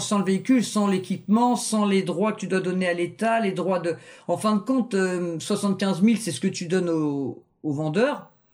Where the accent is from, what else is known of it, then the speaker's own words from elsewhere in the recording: Rouen, Normandy, France; now in Le Havre, France; À la base, je suis natif de Rouen, mais ça fait 17 ans que je suis au Havre